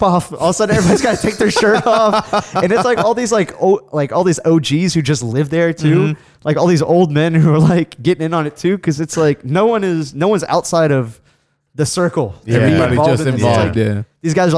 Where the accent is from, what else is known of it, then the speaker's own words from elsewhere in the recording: Houston, Texas, United States; also born or lived in Uzbekistan; being from Houston